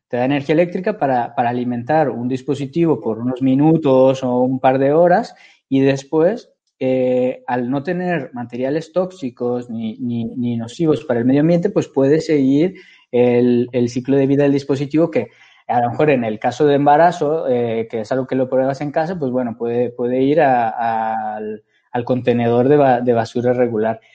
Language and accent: Spanish; Guadalajara, Jalisco, Mexico; moved away as an adult; also born or lived in Monterrey; now in Barcelona, Spain; soy mexicano, soy, soy de Guadalajara